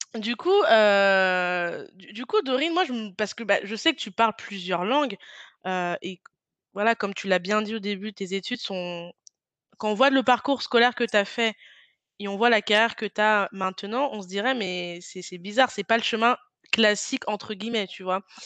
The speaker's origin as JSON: {"language": "French", "country": "France", "said": "quand on vient de France"}